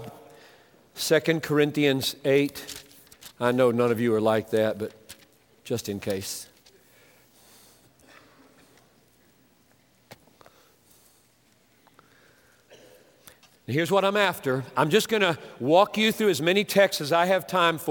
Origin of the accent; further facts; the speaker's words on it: Greenville, South Carolina, United States; White Oak Baptist Church, my home church, Greenville, South Carolina